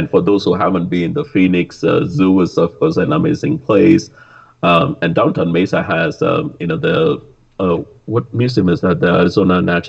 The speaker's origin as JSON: {"language": "English", "country": "India", "tie": "born or raised there", "moved": "yes", "said": "growing up in India"}